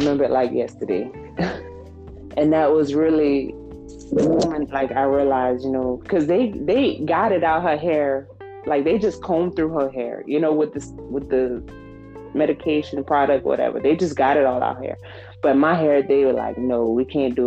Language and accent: English; Lafayette, Louisiana, United States; I'm from Lafayette, Louisiana